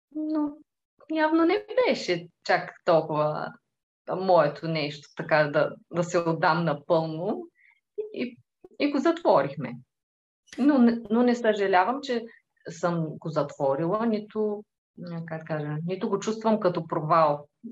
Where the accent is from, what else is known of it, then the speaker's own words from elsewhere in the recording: Tervel, Dobrich Province, Bulgaria; now in Dobrich, Bulgaria; А, аз съм от Тервел. Това е едно малко градче до Добрич.